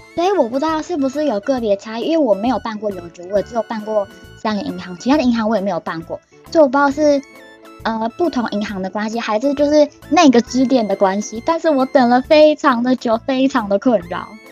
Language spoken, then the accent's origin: Chinese; Taiwan; moved away as an adult; now in Japan; 我是日本人、台湾人